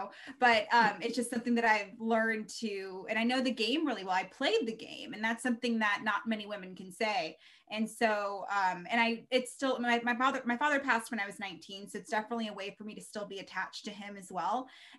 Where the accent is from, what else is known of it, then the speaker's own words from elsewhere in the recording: Baltimore, Maryland, United States; born there; the first MLB game that I remember when I was born in Baltimore. So I went to Orioles games when I was a baby.